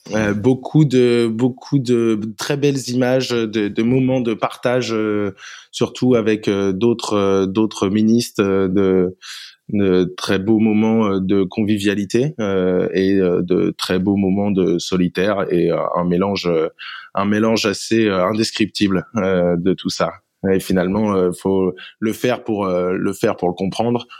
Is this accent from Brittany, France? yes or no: yes; Paimpol, Brittany, France; je viens de Paimpol, en Bretagne Nord.